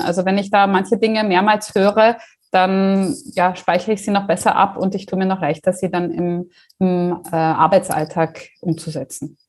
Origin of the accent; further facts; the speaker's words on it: Germany; moved away as an adult; now in Austria; ich bin gebürtige Deutsche, habe mich aber in Österreich niedergelassen